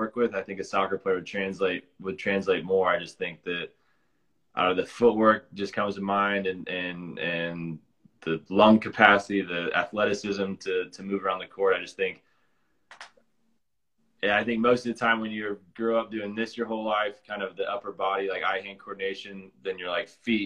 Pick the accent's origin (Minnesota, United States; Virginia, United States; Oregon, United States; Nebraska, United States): Nebraska, United States; Lincoln; I was born in Lincoln